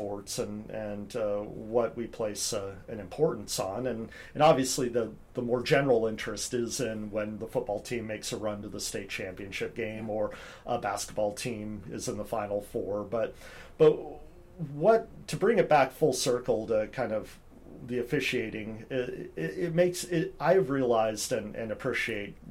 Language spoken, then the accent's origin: English; Eugene, Oregon, United States; now in Vancouver, United States; friends I've known since I was in elementary school with some of them growing up in Eugene, Oregon